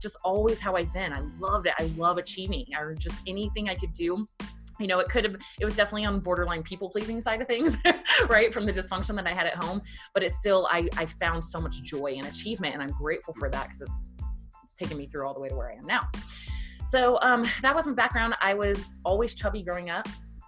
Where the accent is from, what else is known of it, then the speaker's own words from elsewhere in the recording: Virginia, United States; I grew up in Virginia, very poor family